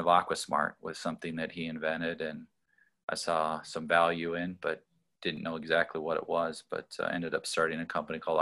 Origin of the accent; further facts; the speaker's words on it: Colorado, United States; I grew up in Colorado, born and raised there